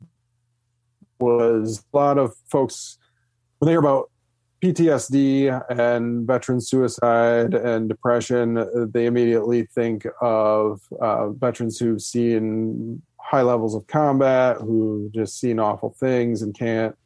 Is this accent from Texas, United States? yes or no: no; Michigan, United States; I'm from Michigan